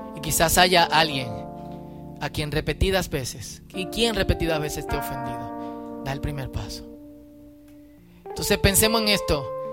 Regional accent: Dominican Republic; somos parte de República Dominicana

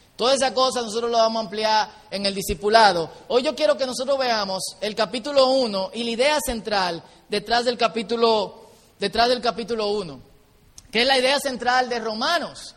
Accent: Dominican Republic; como buen dominicano

